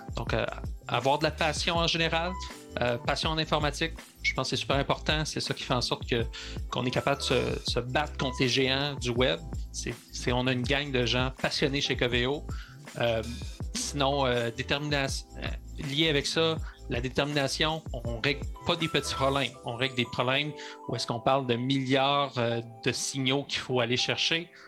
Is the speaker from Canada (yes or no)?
yes; Sherbrooke, Quebec, Canada; Je suis natif de Sherbrooke